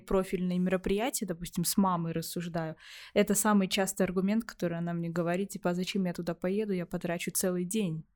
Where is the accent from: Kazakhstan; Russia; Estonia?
Estonia; Narva, Ida-Viru County; я родилась и выросла в Нарве